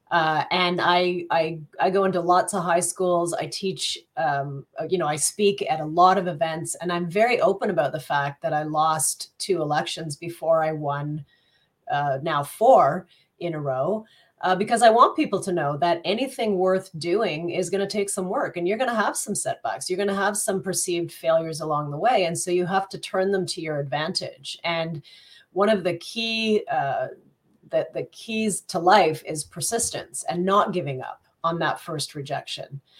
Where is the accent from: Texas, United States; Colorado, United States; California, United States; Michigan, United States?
Colorado, United States; Greeley; born there; I'm not from Burlington. I'm actually, um, I was born in the US in a little town called Greeley, Colorado